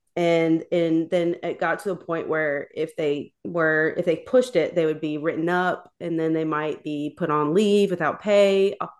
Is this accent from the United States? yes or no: yes; Tennessee, United States; I'm from Tennessee